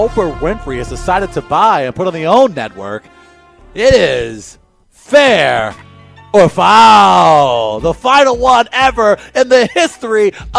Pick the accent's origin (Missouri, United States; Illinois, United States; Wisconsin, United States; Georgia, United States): Missouri, United States; St. Louis; I'm from North City, dog.